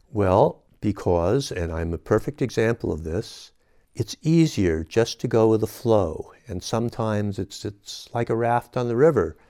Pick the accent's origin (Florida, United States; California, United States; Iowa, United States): California, United States; San Francisco; moved away as an adult; now in Nevada County, United States; I was born and raised in San Francisco